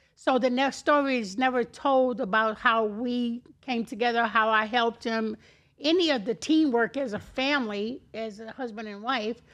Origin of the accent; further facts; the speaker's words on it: Chicago, Illinois, United States; moved away as an adult; also born or lived in Miami Beach, Florida; now in Florida, United States; I was born and raised in Chicago